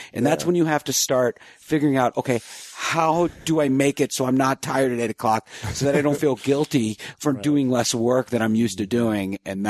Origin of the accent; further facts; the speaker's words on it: East Coast, United States; I mean, I'm from the East Coast. I could never tell my friends.